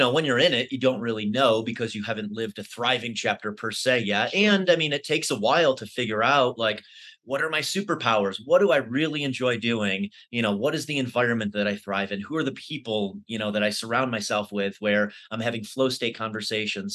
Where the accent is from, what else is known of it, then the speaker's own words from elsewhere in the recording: Syracuse, New York, United States; moved away as an adult; now in Denver, United States; I lived in Syracuse pretty much all of my life up until 5 years ago